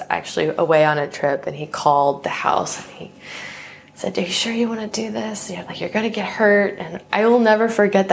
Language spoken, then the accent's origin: English; Southern Maryland, United States; I grew up in Southern Maryland, very privileged upbringing, had loving parents